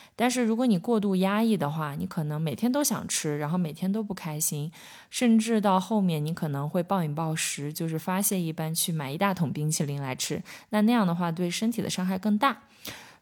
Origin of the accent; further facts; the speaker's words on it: China; 我们中国人吃饭可能就会觉得吃饭是一件很重要的事情